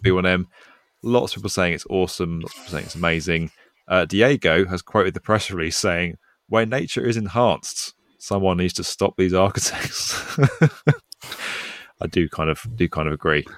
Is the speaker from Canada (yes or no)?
no; United Kingdom; accent: British; I'm British